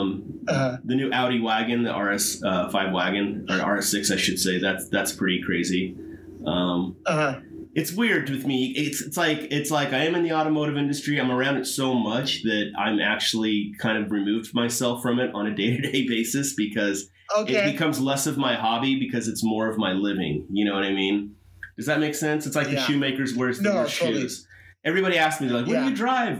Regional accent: San Bernardino, California, United States; moved away as an adult; also born or lived in Los Angeles, California; now in San Diego, United States; born and raised in San Bernardino, and I lived in San Bernardino County until I was 18

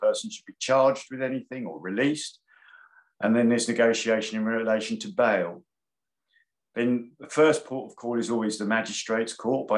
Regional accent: London, United Kingdom; I was born in London, Camden Town, hence the Arsenal connection

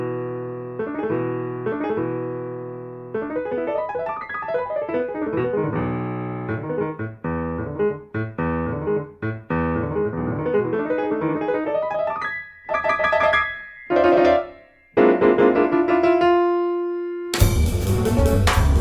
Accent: Calgary, Alberta, Canada; I grew up in Calgary in Canada

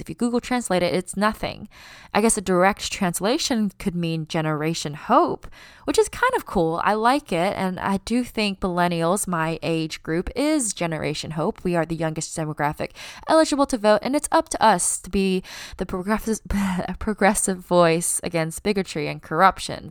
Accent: United States; accent: American; My parents were born in China, but they immigrated to the United States, and I was born here, and it is the only place I have lived my entire life.

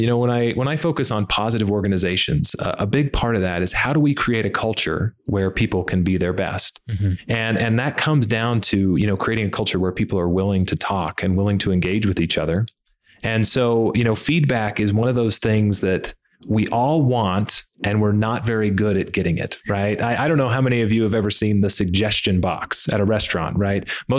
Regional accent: Heber City, Utah, United States; also born or lived in Alaska; now in Lubbock, United States; I was born in Alaska. My dad was in the Air Force, but lived in Utah most of my life on a farm in Heber City. And we live in Lubbock, Texas now.

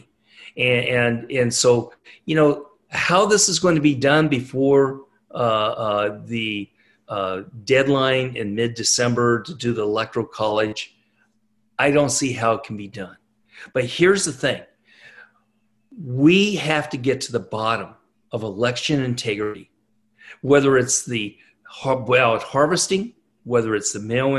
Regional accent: California, United States; moved away as an adult; now in Nashville, United States; I was born and raised in California.

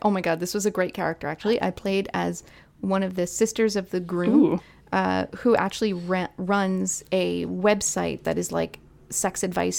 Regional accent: Canada; I don't live in like the southern United States, right? I'm Canadian

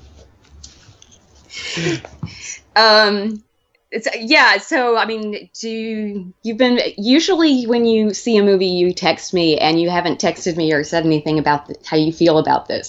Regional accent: Mobile, Alabama, United States; I grew up in Alabama and specifically Mobile, where I grew up

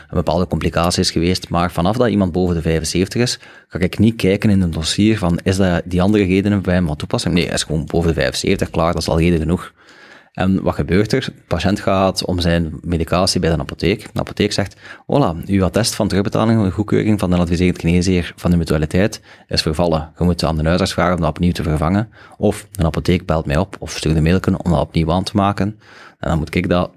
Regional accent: Belgium

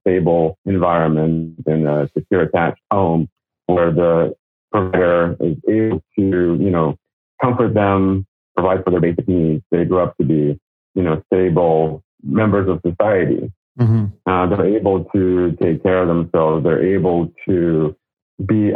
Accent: Russia; now in Los Angeles, United States; Growing up in Russia

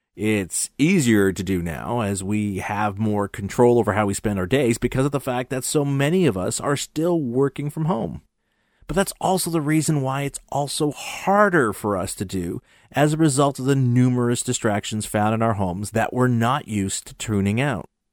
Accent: Montreal, Quebec, Canada; my hometown Montreal

